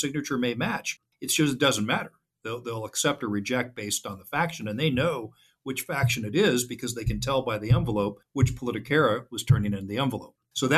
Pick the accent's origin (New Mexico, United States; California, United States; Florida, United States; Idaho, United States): California, United States; moved away as an adult; now in Texas, United States; I've lived in Texas now for 9 years. I came from California. Don't hold that against me.